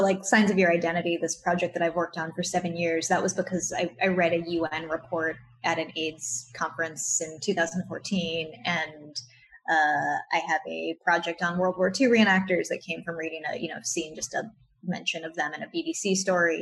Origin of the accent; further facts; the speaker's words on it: Maryland, United States; where I grew up in Maryland